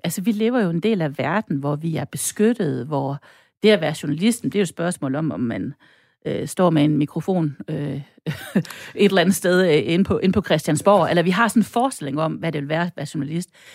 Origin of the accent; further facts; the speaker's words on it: North Jutland, North Denmark Region, Denmark; also born or lived in Stockholm, Sweden; now in Brabrand, Denmark; ikke bare dansker, jeg er også nordjyder